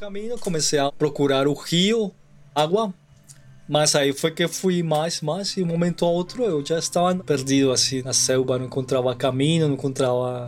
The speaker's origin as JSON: {"language": "Portuguese", "country": "Colombia", "also_born_or_lived": "Brazil", "second_language": "Portuguese", "said": "Eu sou da Colômbia"}